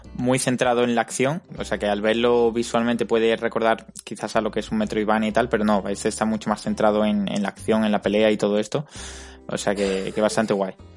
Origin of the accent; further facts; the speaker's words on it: Málaga, Andalusia, Spain; ambos somos de Málaga